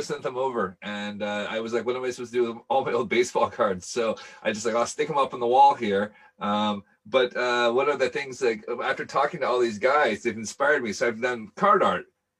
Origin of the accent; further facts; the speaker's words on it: Seattle, Washington, United States; moved away as an adult; now in Scotland, United Kingdom; I'm from Seattle originally, but I've been here for almost 20 years.